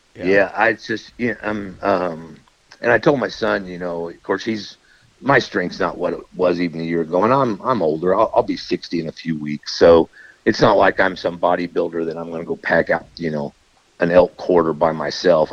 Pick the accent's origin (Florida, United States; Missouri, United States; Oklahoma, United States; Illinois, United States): Missouri, United States; also born or lived in Liberty, Missouri; my home state